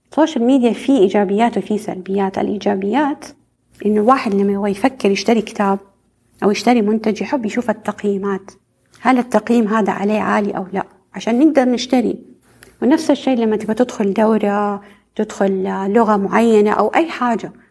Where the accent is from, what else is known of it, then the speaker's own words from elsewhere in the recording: Saudi Arabia; ليش عندنا في السعودية دائما يعني البلد أو الحكومة بتركز على المشاريع الضخمة الكبيرة